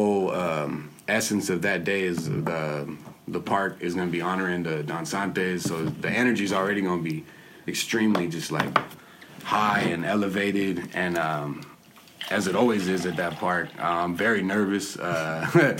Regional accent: San Diego, California, United States; I grew up in Encanto for the most part. Mm-hmm. Bounced back and forth between there and Logan, North Park, my whole life.

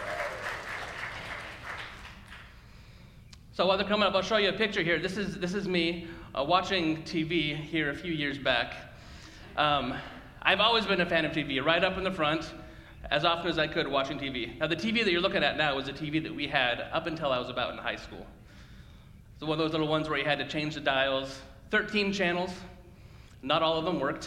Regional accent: Gridley, California, United States; I grew up in Gridley, just up the road

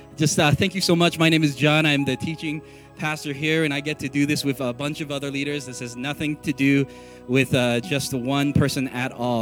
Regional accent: San Francisco, California, United States; also born or lived in Texas; now in Colorado, United States; I grew up in San Francisco, California

